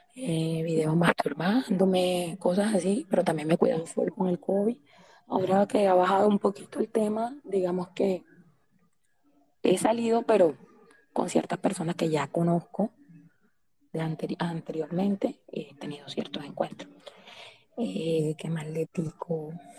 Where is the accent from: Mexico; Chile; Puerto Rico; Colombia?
Colombia; Santa Marta, Magdalena; soy costeña, soy de Santa Marta.